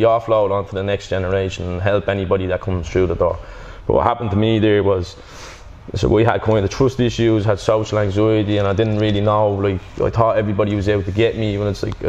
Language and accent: English; Dublin, Leinster, Ireland; growing up in Drimley and Crumlin, the D12 area